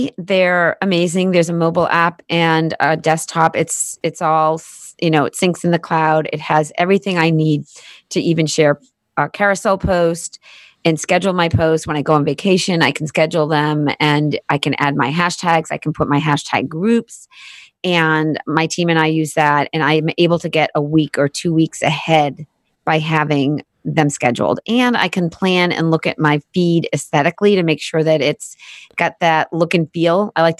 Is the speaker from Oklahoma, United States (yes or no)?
no; Boston, Massachusetts, United States; we're both from Boston.